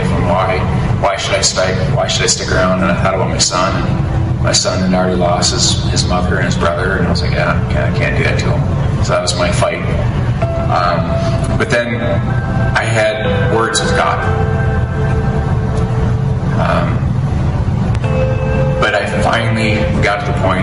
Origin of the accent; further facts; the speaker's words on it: Brook Park, Minnesota, United States; also born or lived in Hinckley, Minnesota; grew up in for 7 years in a small town, Brook Park, and then we moved to the bigger town of Hinckley, all of 900 people.